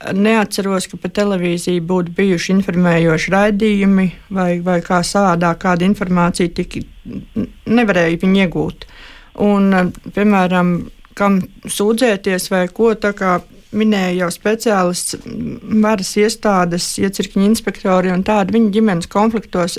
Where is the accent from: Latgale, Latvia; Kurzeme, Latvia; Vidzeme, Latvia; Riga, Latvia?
Kurzeme, Latvia; moved away as an adult; also born or lived in Semigallia; Un manas dzimtās mājas ir kurzemē